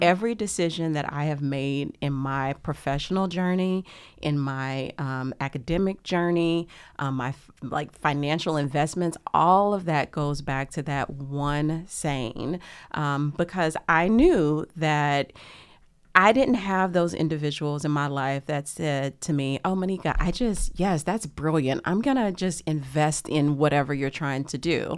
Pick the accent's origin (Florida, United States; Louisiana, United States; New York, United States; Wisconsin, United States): Louisiana, United States; Lake Charles; where I grew up in Louisiana